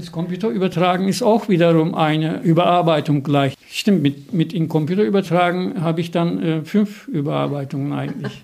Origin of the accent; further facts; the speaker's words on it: Turkey; now in Germany; Ich bin ja Türke in Deutschland